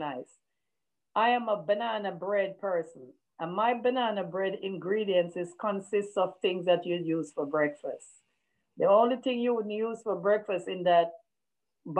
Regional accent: Jamaica; as a Jamaican and a West Indian, we also have green boiled banana for breakfast

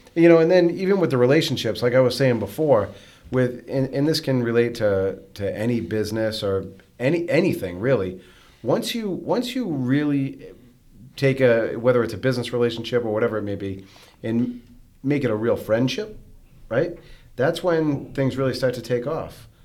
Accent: North Andover, Massachusetts, United States; I grew up, uh, I grew up in North Andover, um, with my mom and my sister

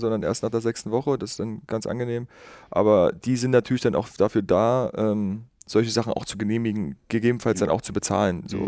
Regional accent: Schönebeck, Saxony-Anhalt, Germany; also born or lived in Magdeburg; ich bin gebürtig aus Schönebeck, äh, bin ungefähr 15 Kilometer von Schönebeck auf einem ganz kleinen Kuhdorf groß geworden. Wergleitz hieß

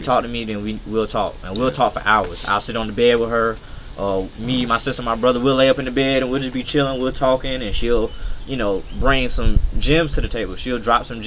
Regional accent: Hemingway, South Carolina, United States; growing up in Hemingway, like, when we was living in projects

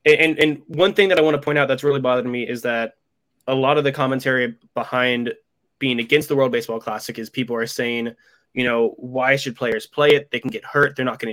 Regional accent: Florida, United States; I'm American. I'm from Florida

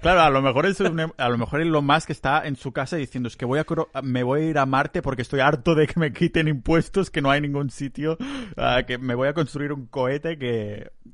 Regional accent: Catalonia, Spain; soy muy catalán

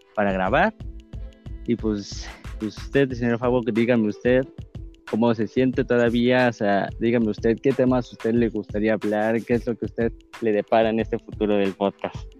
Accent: Mexico City, Mexico; yo soy de la ciudad, yo soy de Ciudad de México

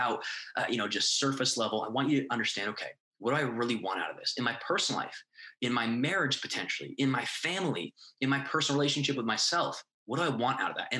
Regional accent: New England, United States; moved away as an adult; now in Miami, United States; I'm from New England. We had moved down to Miami, Florida

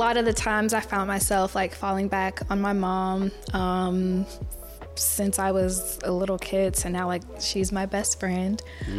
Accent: Lakeland, Florida, United States; I am originally from Florida, born and raised Lakeland, Florida.

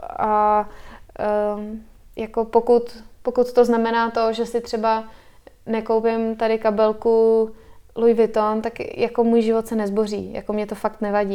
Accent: Czechia; also born or lived in United States / Spain; my jako Češi máme blízko k přírodě

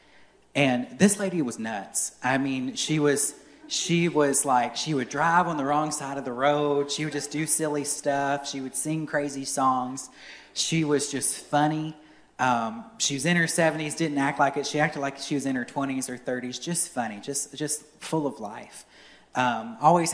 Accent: Courtland, Virginia, United States; I grew up in Cortland Baptist Church in Cortland, Virginia

